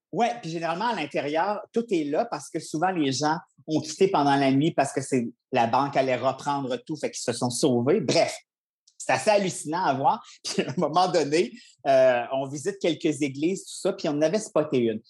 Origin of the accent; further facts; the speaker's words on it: Charlevoix, Quebec, Canada; je viens de Charlevoix